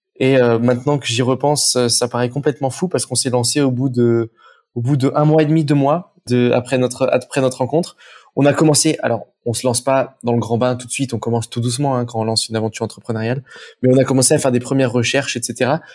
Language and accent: French; Saint-Étienne, Auvergne-Rhône-Alpes, France; moved away as an adult; now in Aix-en-Provence, France; je, viens de saint etienne J'ai atterri à Aix-en-Provence